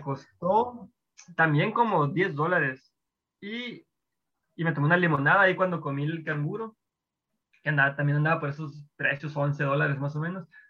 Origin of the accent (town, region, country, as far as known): Sonora, Mexico; moved away as an adult; now in Melbourne, Australia